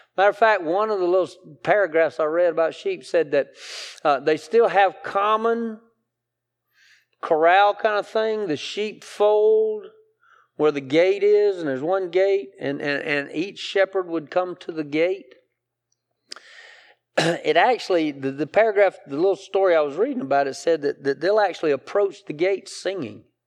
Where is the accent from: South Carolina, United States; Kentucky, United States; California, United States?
South Carolina, United States; Greenwood; I'm from Greenwood, right? I, I, I, I, I grew up in a textile mill town